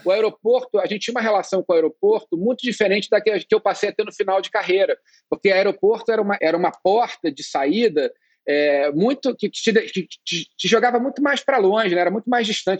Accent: Rio de Janeiro, Brazil; also born or lived in England / Berkeley, California; eu cheguei no, no Brasil com dois anos, né? Eu nasci na Inglaterra

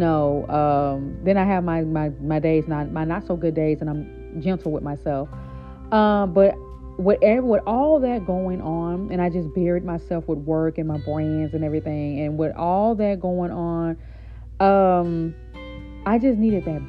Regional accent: Shreveport, Louisiana, United States; now in New Orleans, United States; my hometown is Shreveport, Louisiana, right? But I'm currently living in New Orleans

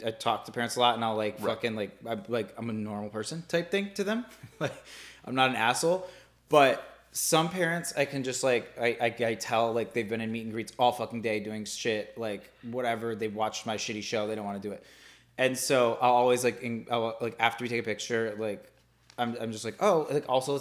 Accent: Midwest, United States; moved away; everybody I grew up with in the Midwest

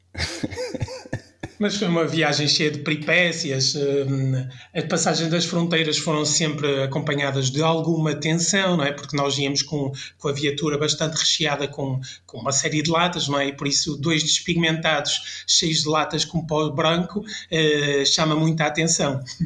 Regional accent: France; now in Portugal; eu passei a minha infância em França

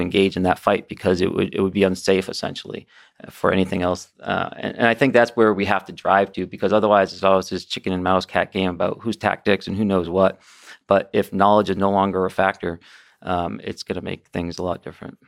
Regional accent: United States; as an aviator and, you know, as an American

